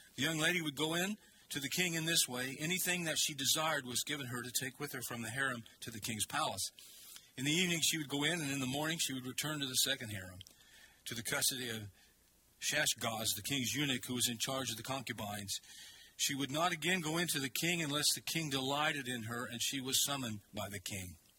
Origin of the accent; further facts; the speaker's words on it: United States; We as American people